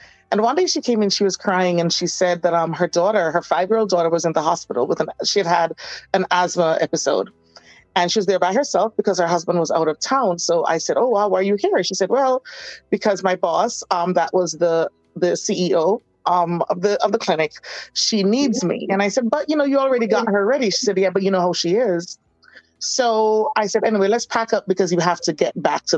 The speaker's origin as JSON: {"language": "English", "country": "Jamaica", "also_born_or_lived": "Florida / Miami", "moved": "yes", "lives_now": "New York, United States", "said": "I'm from Jamaica"}